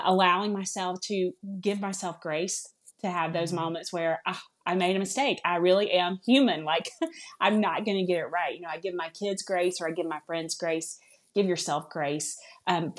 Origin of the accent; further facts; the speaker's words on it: the South, United States; accent: southern; now in Alabama, United States; you all may hear it a little bit in my voice, I'm from the South. I live here in Alabama.